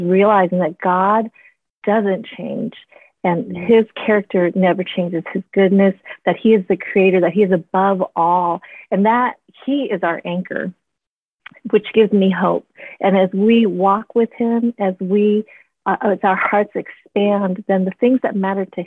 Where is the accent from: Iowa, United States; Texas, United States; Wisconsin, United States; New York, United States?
Wisconsin, United States; I was born in Wisconsin